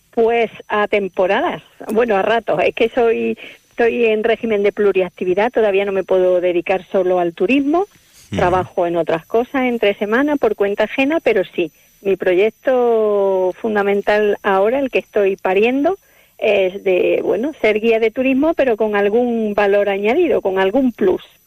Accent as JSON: {"language": "Spanish", "town": "Córdoba", "region": "Andalusia", "country": "Spain", "also_born_or_lived": "Madrid", "moved": "yes", "lives_now": "Palencia, Spain", "said": "sí, soy de Córdoba"}